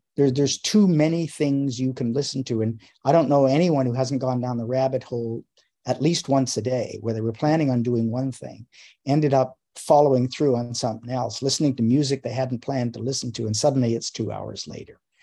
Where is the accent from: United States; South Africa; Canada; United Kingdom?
Canada; I grew up in Canada